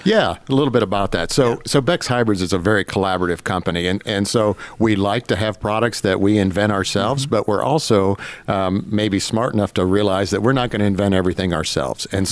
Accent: Northwest Ohio, United States; moved away; up in Northwest Ohio, so on a very small grain farm.

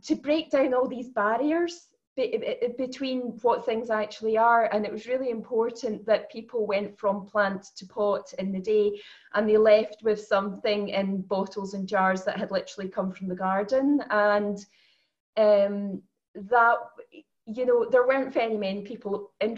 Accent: the west of Scotland, United Kingdom; also born or lived in Edinburgh; I grew up in Scotland, the west of Scotland.

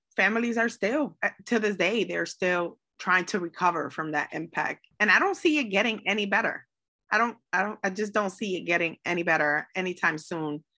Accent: Hartford, Connecticut, United States; I am born and raised in the north end of Hartford in the Clay Arsenal neighborhood

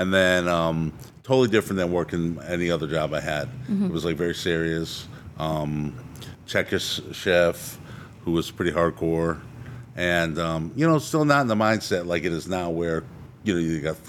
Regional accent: Detroit, Michigan, United States; moved away as an adult; also born or lived in Brooklyn, New York / Clearwater, Florida; now in Tampa Bay area, United States; So I grew up from Brooklyn, but I just was born there. And I grew up in outside of Detroit.

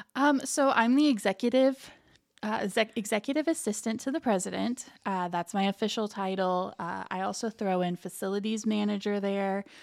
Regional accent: Lafayette, Indiana, United States; moved away as an adult; now in Muncie, United States; I'm originally from Lafayette, Indiana. Grew up there, went to high school there

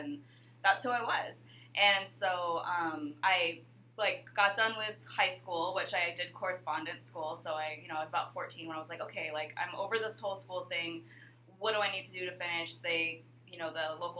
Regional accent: Alaska, United States; moved away as an adult; also born or lived in Hawaii; growing up in Alaska, you're so isolated from everyone else

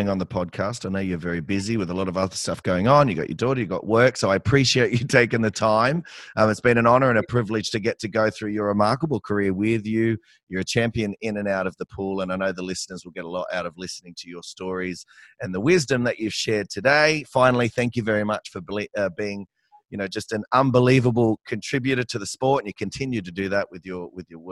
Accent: Campbelltown, New South Wales, Australia; I grew up in Campbelltown in Western Sydney, and yeah, we're thought of as Bogans

